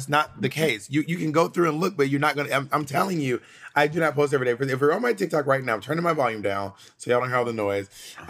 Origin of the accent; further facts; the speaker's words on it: Columbus, Georgia, United States; also born or lived in New York City; now in Los Angeles, United States; When I moved to New York City, I became a New York City girl. When I moved to New York City, I adapted to my surroundings. I was from Columbus, Georgia. I did not stay Columbus, Georgia the whole time.